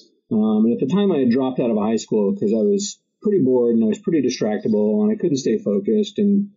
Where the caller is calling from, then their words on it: New Haven, Connecticut, United States; I'm in New Haven, Connecticut.